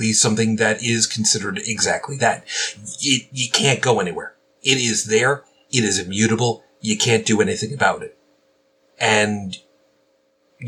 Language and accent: English; New York City, New York, United States; moved away; I'm originally from Brooklyn.